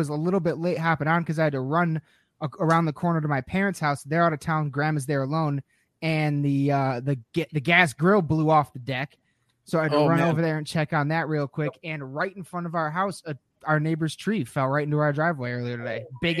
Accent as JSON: {"language": "English", "region": "Michigan", "country": "United States", "tie": "born or raised there", "said": "growing up in Michigan my whole life"}